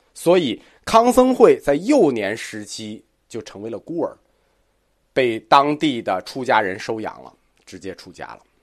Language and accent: Chinese; China; 我们中国人